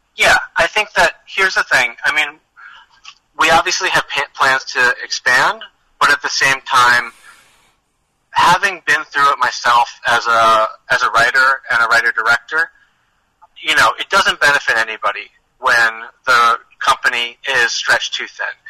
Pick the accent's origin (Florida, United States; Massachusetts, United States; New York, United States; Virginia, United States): Massachusetts, United States; outside of Boston; I grew up outside of Boston